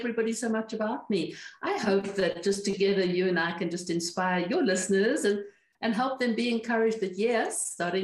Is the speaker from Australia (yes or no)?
no; Cape Town, Western Cape, South Africa; moved away as an adult; also born or lived in Caribbean; now in New Mexico, United States; I am originally from Cape Town, South Africa, which we left in 1993